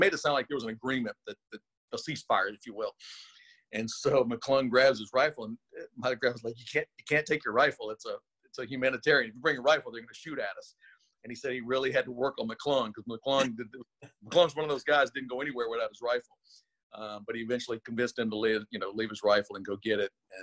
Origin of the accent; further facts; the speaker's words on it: Louisiana, United States; I'm from Louisiana